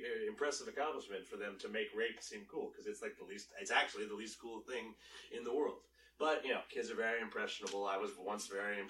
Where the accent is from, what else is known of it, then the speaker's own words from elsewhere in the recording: Maine, United States; I grew up in Maine. Where it was a very homophobic place.